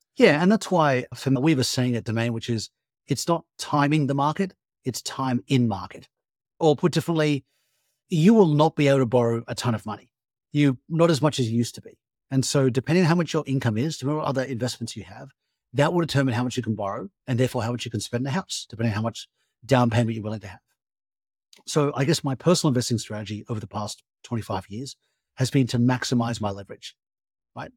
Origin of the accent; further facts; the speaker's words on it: Australia; moved away as an adult; also born or lived in United States / Europe; as an Australian who spent a lot of time in America and Europe